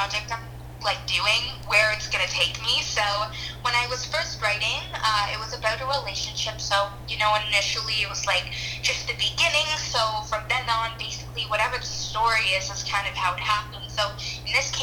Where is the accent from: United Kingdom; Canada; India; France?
Canada; Toronto, Ontario; I'm from Toronto, Canada, born and raised.